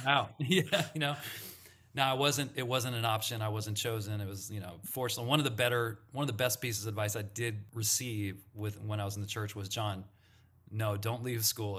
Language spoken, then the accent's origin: English; Santa Monica, California, United States; I grew up in Santa Monica, California